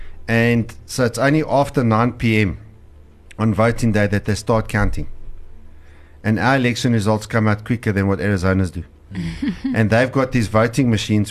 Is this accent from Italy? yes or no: no; South Africa; as a South African in a community that has a very high crime rate.